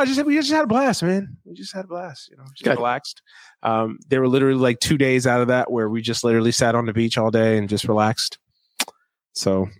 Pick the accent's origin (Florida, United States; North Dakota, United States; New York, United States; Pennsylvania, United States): New York, United States; New York City; I grew up in Brooklyn